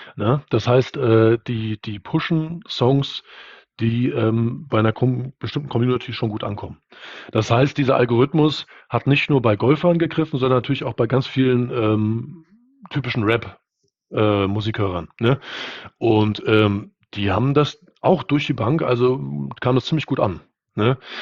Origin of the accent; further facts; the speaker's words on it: Germany; bei uns in Deutschland